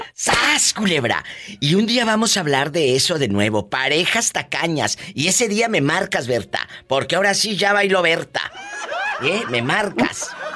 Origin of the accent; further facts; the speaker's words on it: Matamoros, Tamaulipas, Mexico; now in United States; Yo nací en Matamoros, Tamaulipas